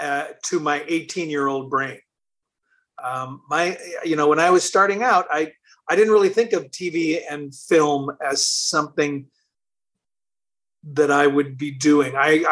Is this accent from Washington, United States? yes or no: yes; Seattle, Washington, United States; moved away; I'm from Seattle